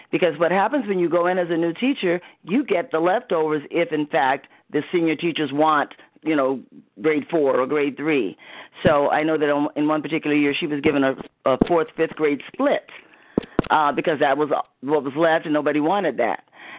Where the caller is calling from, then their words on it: Los Angeles, California, United States; I'm from Los Angeles.